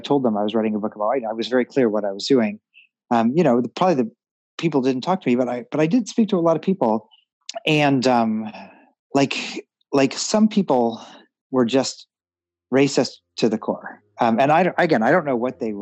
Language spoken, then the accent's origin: English; Missouri, United States; I grew up in Missouri, and we were the Jews in our neighborhood